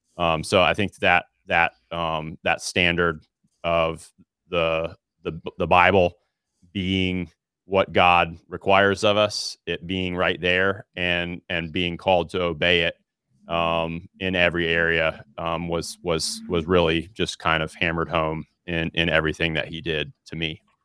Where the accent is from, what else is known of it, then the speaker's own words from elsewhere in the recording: Alabama, United States; born and raised in Alabama